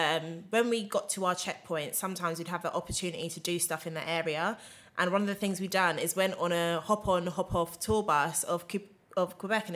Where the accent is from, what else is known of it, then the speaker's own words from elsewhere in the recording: England, United Kingdom; I think as English people, we are very ignorant.